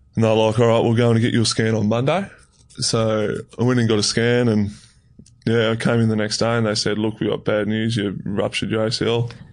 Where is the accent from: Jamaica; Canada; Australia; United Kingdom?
Australia; Tasmania; moved away as an adult; also born or lived in Melbourne; I grew up in Tassie and I did um, under 18s down in Tassie.